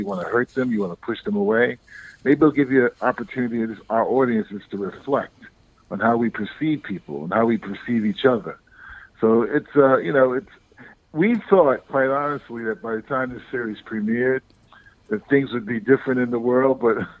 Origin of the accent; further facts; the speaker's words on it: Harlem, New York, United States; I mean, I grew up in Harlem, and for the first 15, 20 years of my life, I was just surrounded by Blacks and Puerto Ricans primarily.